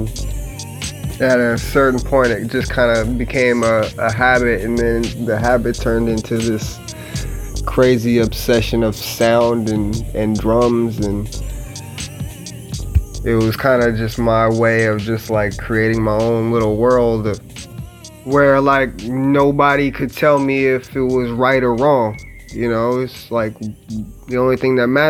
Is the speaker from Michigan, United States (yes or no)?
no; Los Angeles, California, United States; I'm from Los Angeles, California